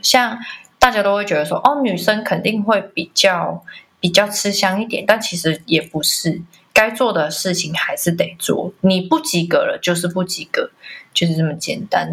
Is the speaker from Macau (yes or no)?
yes; Macau; 我是来自澳门的，呃，艺术工作者